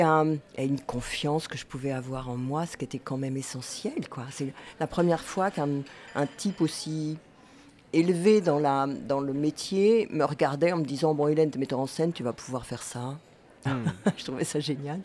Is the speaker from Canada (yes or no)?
no; Angers, Pays de la Loire, France; je suis née à Angers. J'ai fait euh, je suis allée rouler ma bosse un petit peu partout, mais j'ai fait mes classes ici au collège Chevreul, au lycée David d'Angers